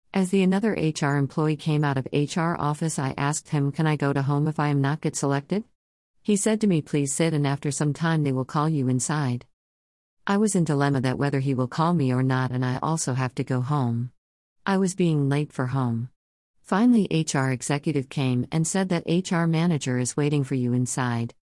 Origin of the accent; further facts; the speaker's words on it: Rajasthan, India; I am from Rajasthan, India.